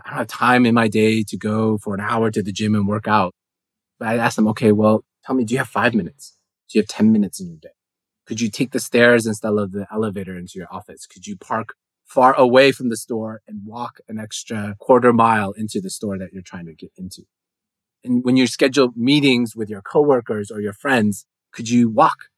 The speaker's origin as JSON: {"language": "English", "country": "United States", "said": "as an American"}